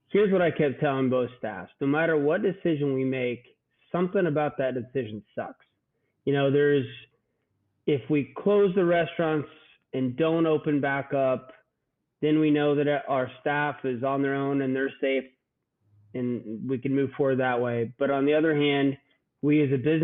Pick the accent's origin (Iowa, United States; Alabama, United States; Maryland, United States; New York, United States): Iowa, United States; Southern; I grew up in Southern Iowa, and so I'm a country boy at heart.